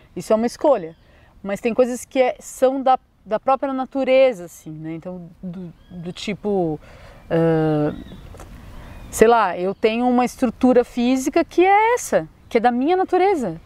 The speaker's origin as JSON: {"language": "Portuguese", "region": "São Paulo", "country": "Brazil", "tie": "born or raised there", "moved": "as an adult", "lives_now": "Florianópolis, Brazil", "said": "sou natural de São Paulo, já morei aqui em Floripa dois anos"}